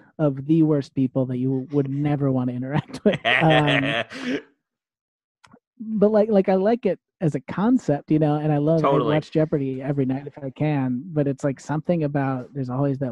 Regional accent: Wilmette, Illinois, United States; moved away as an adult; now in New York, United States; I grew up in the suburbs of Chicago. I grew up in Wilmette, which is on the North Shore

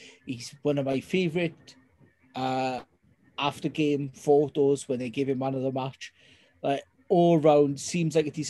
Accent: Welsh, Wales, United Kingdom; we're both Welsh.

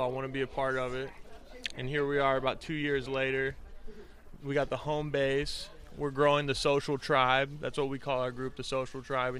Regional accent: Dallas, Texas, United States; moved away as an adult; now in Oceanside, United States; so actually I originally came out here from Dallas, Texas. So born and raised in Dallas, Texas.

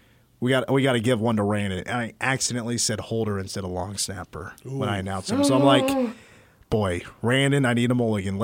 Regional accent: Arkansas, United States; We grew up in Arkansas.

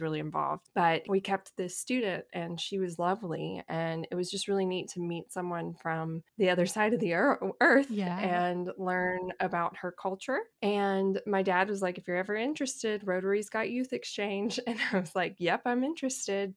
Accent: Monroe, Louisiana, United States; accent: Southern; I'm originally from Monroe, Louisiana, which is a relatively medium-sized city in northern Louisiana.

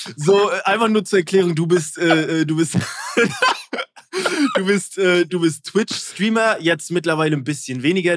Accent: East Germany, Germany; ich bin Ossi

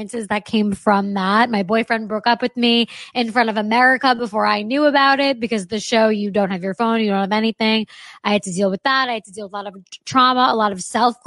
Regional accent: New York, United States; moved away as an adult; also born or lived in Los Angeles; I was raised in New York

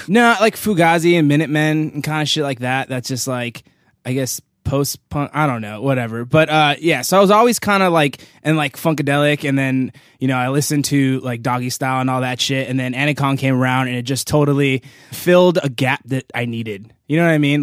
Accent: Los Angeles, California, United States; Van Nuys, California

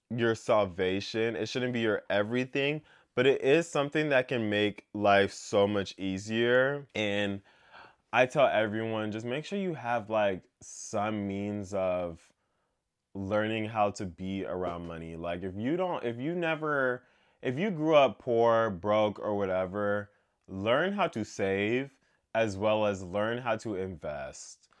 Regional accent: United States; growing up in America

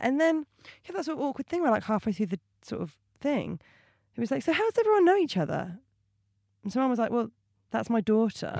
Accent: Portsmouth, South East England, United Kingdom; now in London, United Kingdom; I am a comedian. I am from Portsmouth originally

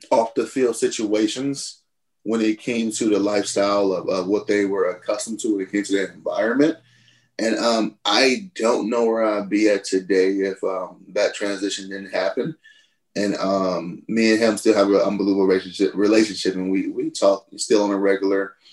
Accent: Cleveland, Ohio, United States; it was like any other inner city in America, really.

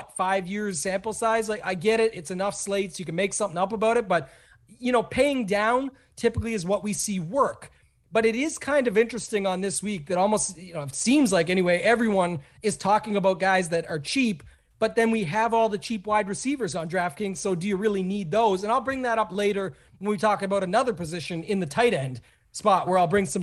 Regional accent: Canada; I'm a Canadian

